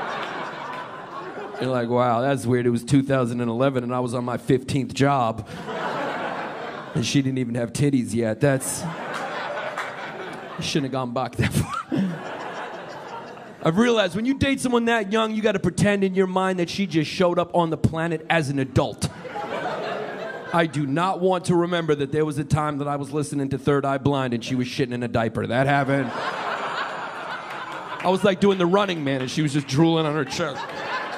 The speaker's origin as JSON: {"language": "English", "town": "New York City", "region": "New York", "country": "United States", "said": "I'm from New York originally, man. I'm from here. I'm a New Yorker. Brooklyn, New York!"}